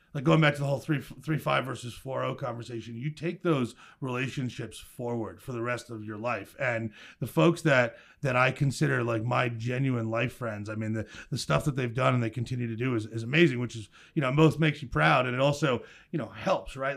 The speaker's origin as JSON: {"language": "English", "town": "Milltown", "region": "New Jersey", "country": "United States", "tie": "born or raised there", "said": "I grew up in a, uh, blue-collar suburban town in central New Jersey called Milltown."}